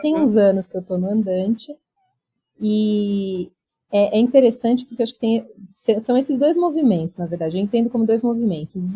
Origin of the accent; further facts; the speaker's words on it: São Paulo, Brazil; also born or lived in Barão Geraldo, Campinas; Eu sou de São Paulo, então eu mudei para lá, fiquei seis anos morando em Barão Geraldo